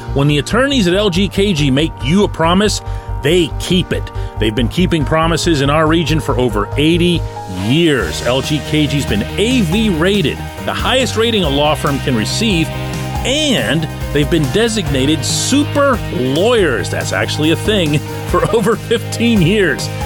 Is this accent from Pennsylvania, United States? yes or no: yes; Pittsburgh, Pennsylvania, United States; I'm born and raised in Pittsburgh